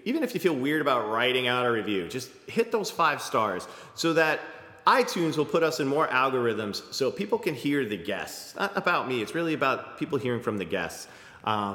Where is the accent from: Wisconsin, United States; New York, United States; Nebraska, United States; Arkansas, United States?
New York, United States; Levittown; moved away as an adult; now in Brooklyn, United States; I grew up in Levittown, so native New Yorker